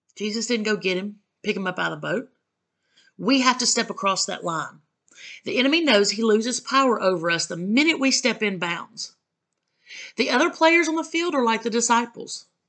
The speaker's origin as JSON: {"language": "English", "region": "the South", "country": "United States", "said": "I'm from the South"}